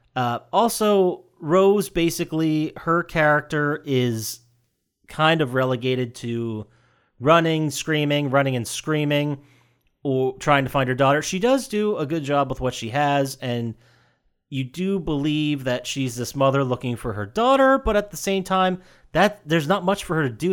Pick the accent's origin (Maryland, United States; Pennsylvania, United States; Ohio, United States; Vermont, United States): Pennsylvania, United States; my home state of Pennsylvania, or as we call it, P fucking